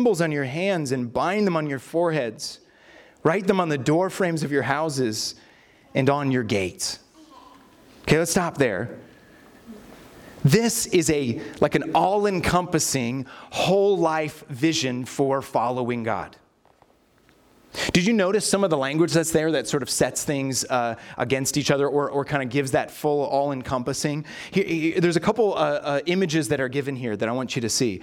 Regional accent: California, United States; now in Minnesota, United States; I was born here in Minnesota, but then moved to California, and all my family still lived here.

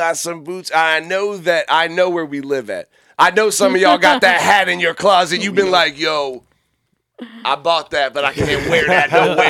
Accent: Fredericksburg, Virginia, United States; we're from Fredericksburg.

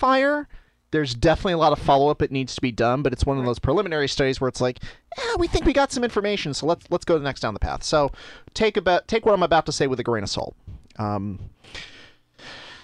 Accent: Buffalo, New York, United States; I grew up in Buffalo in Western New York

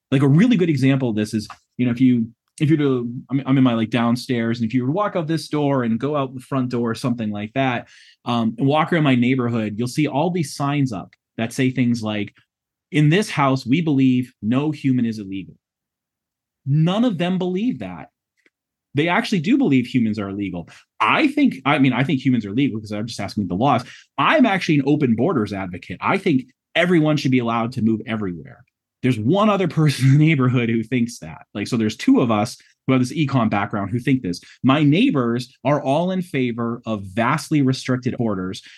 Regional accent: New England, United States; moved away; I'm from the New England area originally.

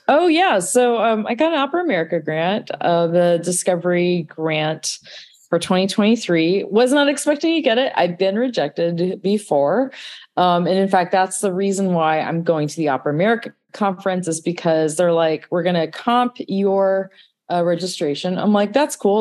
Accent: Southern California, United States; I'm from Southern California

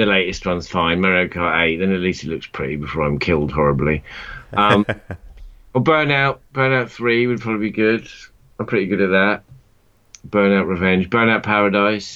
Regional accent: near Croydon, London, United Kingdom; when we grew up near Croydon

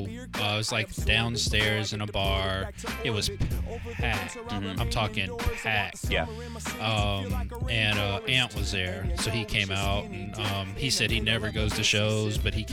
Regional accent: Colorado, United States; growing up in Colorado

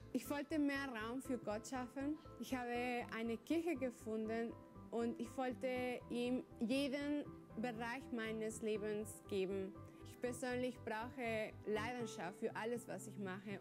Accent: Chihuahua, Mexico; moved away

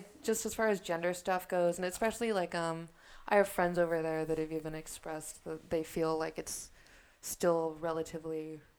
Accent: San Diego, California, United States; I'm from California, I'm from San Diego.

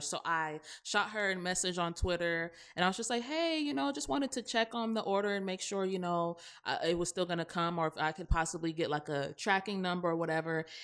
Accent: the South, United States; accent: Southern; we're from the South, so obviously, you know, when we're in our element, we do have, like, a Southern accent

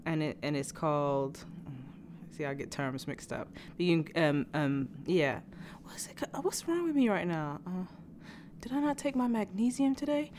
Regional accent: England, United Kingdom; also born or lived in New York; now in Los Angeles, United States; I still was born in England, born and raised.

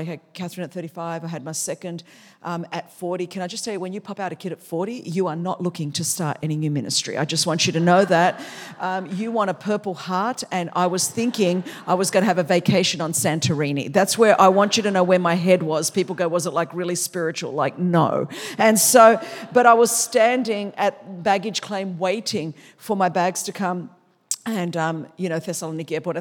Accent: Sydney, New South Wales, Australia; English is a second language; I grew up in Sydney, Australia

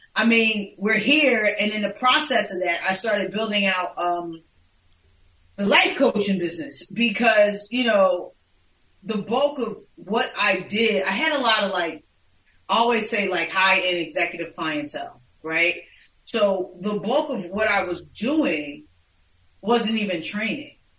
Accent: Philadelphia, Pennsylvania, United States; moved away as an adult; now in South Jersey, United States; I am born and raised in North Philadelphia, but currently I live in South Jersey

